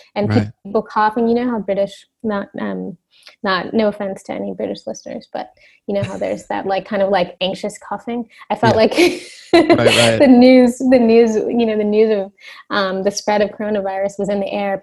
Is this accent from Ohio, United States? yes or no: yes; Cincinnati, Ohio, United States; also born or lived in California; now in Brooklyn, United States; my parents moved to Cincinnati, Ohio within, you know, months after I was born. So I grew up in Cincinnati